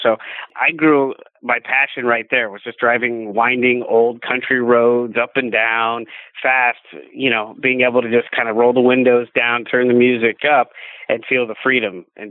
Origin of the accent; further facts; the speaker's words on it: Midwest, United States; Growing up in the Midwest, you have snowstorms and ice storms